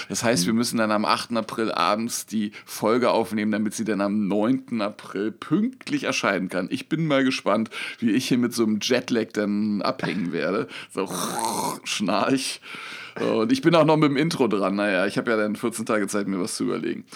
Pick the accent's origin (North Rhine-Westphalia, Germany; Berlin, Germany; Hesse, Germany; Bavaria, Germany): Berlin, Germany; Ich bin nicht in Neukölln, ich bin in Kreuzberg aufgewachsen